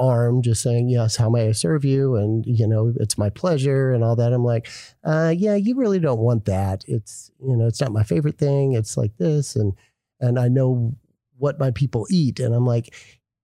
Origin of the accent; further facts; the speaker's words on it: Dallas, Texas, United States; moved away as an adult; also born or lived in Miami / Los Angeles; Born and raised in Dallas